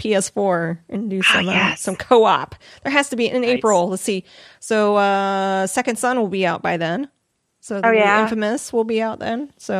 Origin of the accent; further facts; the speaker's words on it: Missouri, United States; now in Arizona, United States; I grew up in Missouri, the weather is all like. One day 70, next day zero.